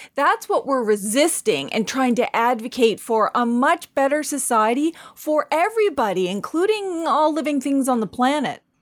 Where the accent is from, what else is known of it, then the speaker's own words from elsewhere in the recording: Canada; I'm Indian, Mi'kmaq